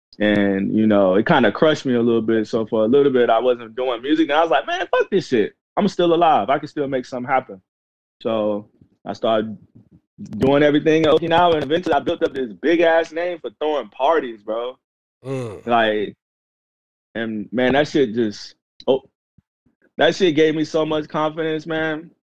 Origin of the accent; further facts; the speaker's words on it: the Carolinas, United States; right now I claim, you know, the Carolinas the most. That's gotcha. The place that raised me the most, but my family from Mississippi.